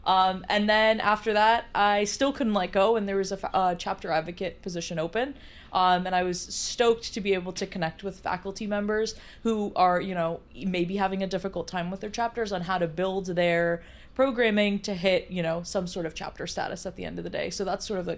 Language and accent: English; New York City, New York, United States; I'm born and bred in the New York City area